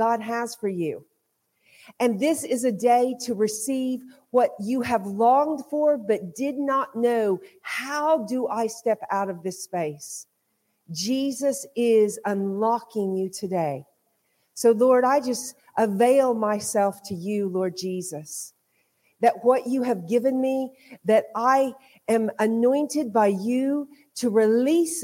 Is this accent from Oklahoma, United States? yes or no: yes; Hominy, Oklahoma, United States; moved away as an adult; also born or lived in Guatemala / Kansas / Dublin, Ireland; now in County Kerry, Ireland; I was born and raised in Oklahoma.